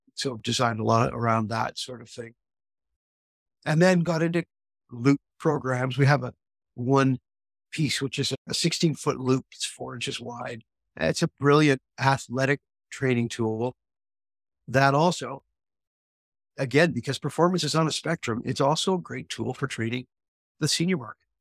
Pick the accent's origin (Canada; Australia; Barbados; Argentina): Canada; Quebec; I opened a spa in my hometown in Quebec